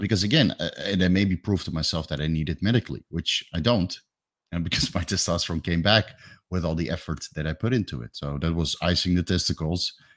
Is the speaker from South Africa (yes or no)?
no; Netherlands; moved away as an adult; now in Thailand; I'm from Holland